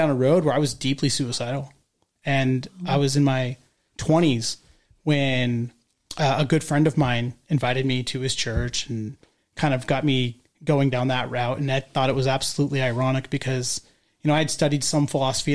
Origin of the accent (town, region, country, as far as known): Orange County, California, United States; born or raised there; also born or lived in Kolkata, India